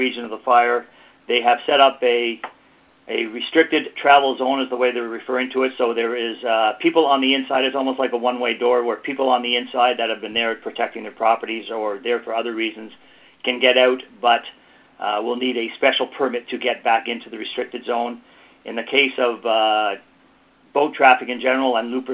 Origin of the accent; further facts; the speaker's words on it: Toronto, Ontario, Canada; moved away as an adult; now in Britt, Canada; I was born and raised in Toronto